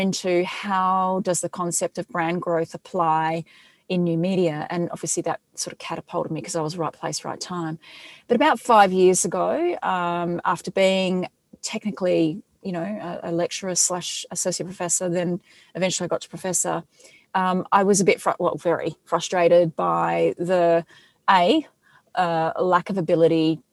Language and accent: English; Adelaide, South Australia, Australia; I'm from Adelaide